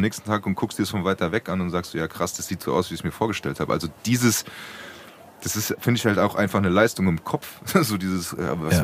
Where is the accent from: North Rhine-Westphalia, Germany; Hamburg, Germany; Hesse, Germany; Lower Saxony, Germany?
Hesse, Germany; Frankfurt; als Frankfurter Bub